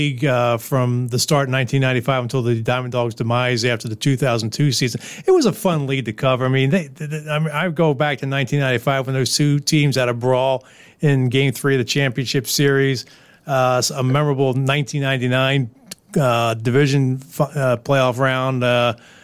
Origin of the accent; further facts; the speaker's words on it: Philadelphia, Pennsylvania, United States; now in Schenectady, United States; growing up in Philadelphia